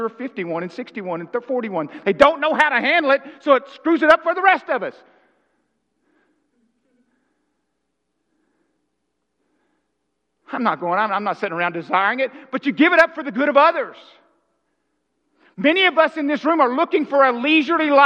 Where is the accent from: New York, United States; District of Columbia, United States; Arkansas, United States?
Arkansas, United States; I'm from Arkansas